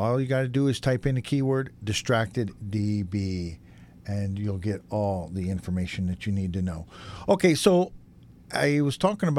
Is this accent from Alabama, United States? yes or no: no; upstate New York, United States; now in Los Angeles, United States; my hometown back in upstate New York.